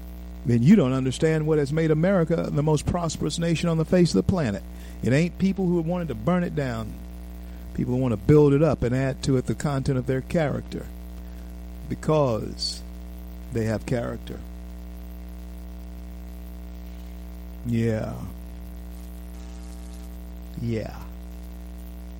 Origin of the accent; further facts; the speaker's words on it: United States; I am an American